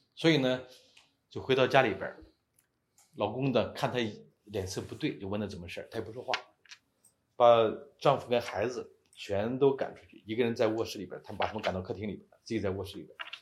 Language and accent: Chinese; China; moved away as an adult; 我们都是中国人